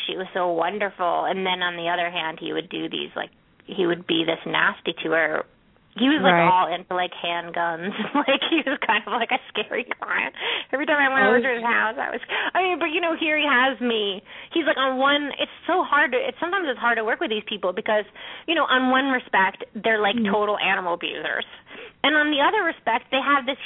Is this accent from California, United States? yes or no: yes; Ojai, California, United States; I'm from Ojai